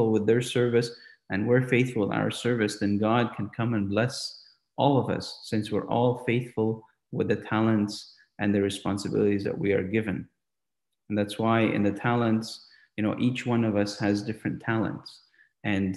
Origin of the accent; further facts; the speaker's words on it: St. Catharines, Ontario, Canada; growing up in St. Catharines, Canada, St. Catharines, Ontario, Canada